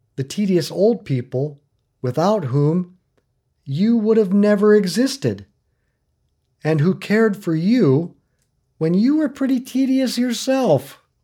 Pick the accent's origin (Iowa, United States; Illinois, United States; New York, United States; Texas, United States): Iowa, United States; Northwest; now in Lawrence, United States; I grew up in Northwest Iowa